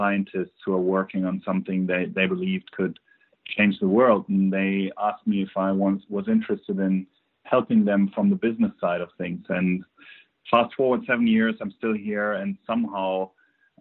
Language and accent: English; Germany; accent: German; English is a second language; as you can probably tell on my accent, I'm originally from Germany.